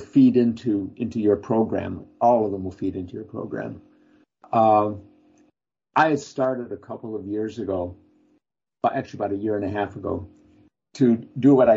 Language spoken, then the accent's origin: English; Lansing, Michigan, United States; moved away; my hometown, Lansing, Michigan